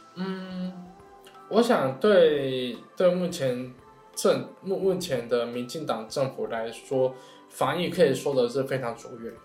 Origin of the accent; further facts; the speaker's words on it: Tainan, Taiwan; 因为我是台南人